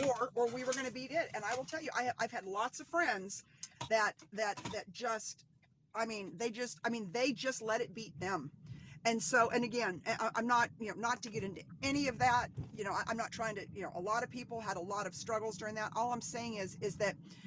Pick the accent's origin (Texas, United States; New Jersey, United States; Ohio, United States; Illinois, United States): Texas, United States; Dallas; now in Central Texas, United States; I'm from Dallas, and being in Dallas